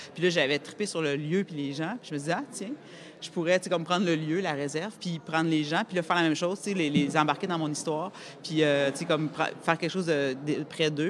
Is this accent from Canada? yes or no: yes; Quebec City, Quebec, Canada; moved away; also born or lived in Montreal; de partir de ma banlieue de Québec et aller à Montréal, je l'ai comme vécu